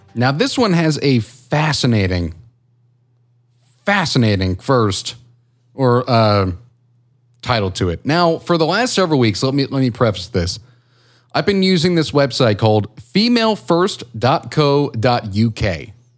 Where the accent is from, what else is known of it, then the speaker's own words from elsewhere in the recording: United States; I'm American